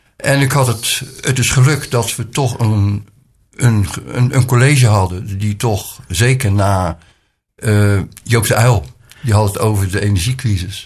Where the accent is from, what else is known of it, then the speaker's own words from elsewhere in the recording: Rotterdam, South Holland, Netherlands; now in Nieuw-Lekkerland, Netherlands; Ik ben geboren in Rotterdam. Ook mijn jeugd heb ik in deze stad eh, doorgebracht.